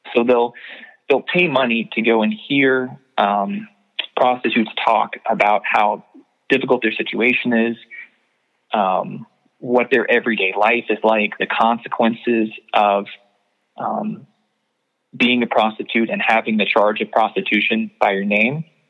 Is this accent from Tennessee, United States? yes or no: yes; Knoxville, Tennessee, United States; in Knoxville, my hometown